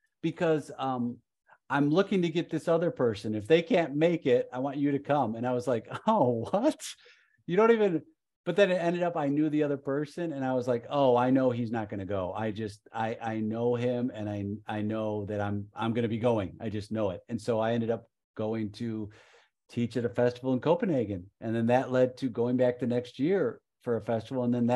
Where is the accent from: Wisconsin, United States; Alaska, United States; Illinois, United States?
Illinois, United States; Chicago; moved away; I'm from Chicago originally